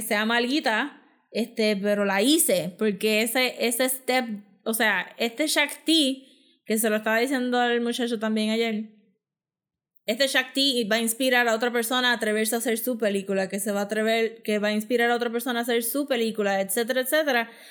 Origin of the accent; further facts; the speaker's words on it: Puerto Rico; nosotros mismos como público puertorriqueño